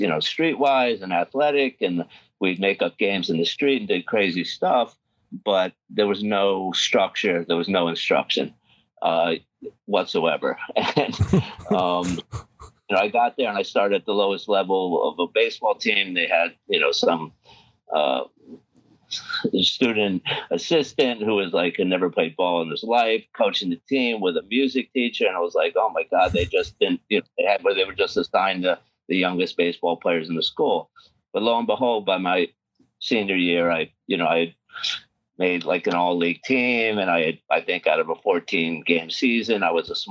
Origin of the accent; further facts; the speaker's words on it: New York City, New York, United States; I grew up in New York City